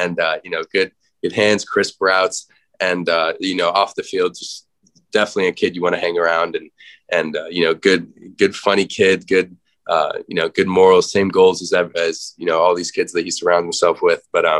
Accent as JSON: {"language": "English", "region": "Arizona", "country": "United States", "tie": "born or raised there", "said": "actually some hometown Arizona guys. I got to get my boy Cole Martin from my hometown school here, corner, and then Anthony Lucas from Shap across town."}